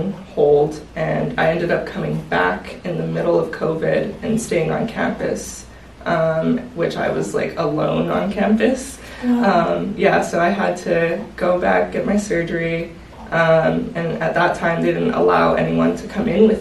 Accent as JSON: {"language": "English", "region": "New Mexico", "country": "United States", "moved": "as an adult", "lives_now": "Phoenix, United States", "said": "I am originally from New Mexico. I ended up coming to Phoenix to attend Grand Canyon University"}